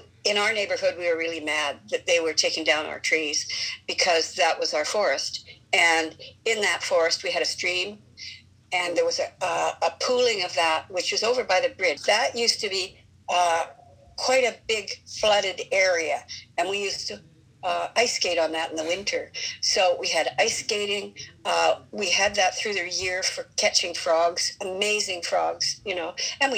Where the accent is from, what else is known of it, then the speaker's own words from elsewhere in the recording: North Vancouver, British Columbia, Canada; now in Vancouver, Canada; when I was growing up in Deep Cove